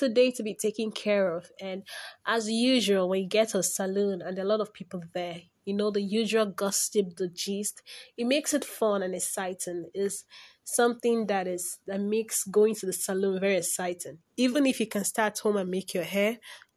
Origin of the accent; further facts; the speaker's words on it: Igbo, Igboland, Nigeria; first language Igbo; English is a second language; my native language, Igbo